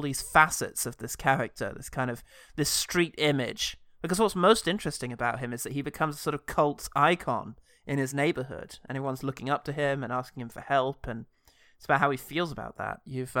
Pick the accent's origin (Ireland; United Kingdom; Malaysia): United Kingdom; at least to me, being a British person, uniquely relatable and frightening.